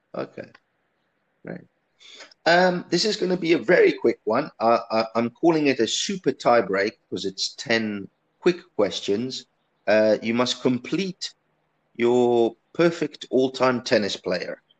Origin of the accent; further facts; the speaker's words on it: Italy; now in South Africa; I grew up in Italy